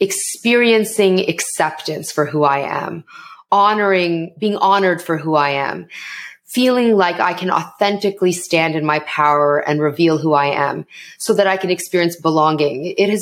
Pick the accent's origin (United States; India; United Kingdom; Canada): Canada; accent: Canadian; So my parents are immigrants to Canada and I am Canadian. So I'm South Asian, but I'm also Canadian. And you're going to hear the Canadian and how I speak, everyone.